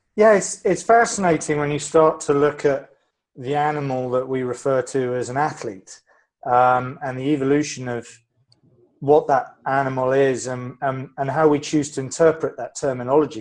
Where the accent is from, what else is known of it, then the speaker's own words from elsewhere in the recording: England, United Kingdom; being a Brit, I like talking about the weather